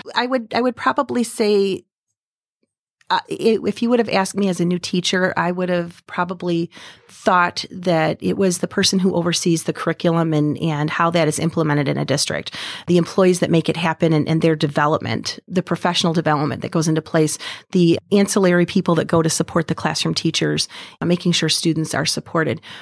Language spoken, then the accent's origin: English; Vassar, Michigan, United States; I grew up in Vassar, which is just a little skip away from where we are right now